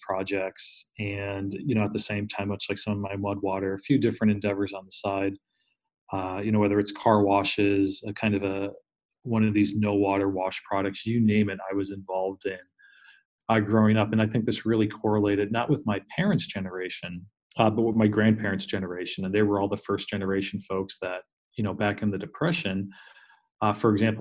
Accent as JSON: {"language": "English", "town": "Scranton", "region": "Pennsylvania", "country": "United States", "tie": "born or raised there", "said": "I grew up in Scranton, PA, Northeast Pennsylvania"}